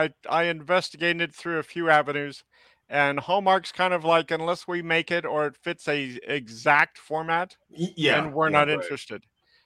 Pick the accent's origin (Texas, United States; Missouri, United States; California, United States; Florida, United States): California, United States; San Francisco; I'm originally from San Francisco.